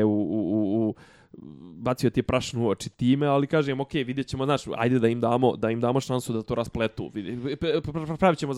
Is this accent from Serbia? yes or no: no; Bosnia & Herzegovina; kod nas u Bosni